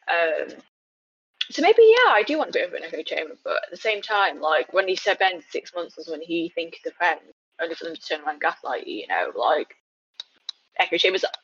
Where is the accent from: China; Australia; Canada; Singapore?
China; forgetting that I am Chinese. You know, like the first time I spoke to him, and I said I was from China.